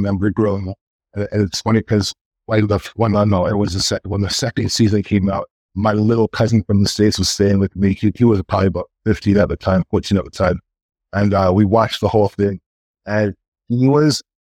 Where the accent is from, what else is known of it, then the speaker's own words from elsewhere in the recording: Canada; being Canadian